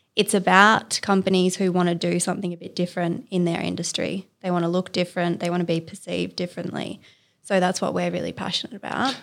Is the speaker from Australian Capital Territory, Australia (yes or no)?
yes; Canberra, Australian Capital Territory, Australia; moved away as an adult; now in Sydney, Australia; I'm from Canberra originally.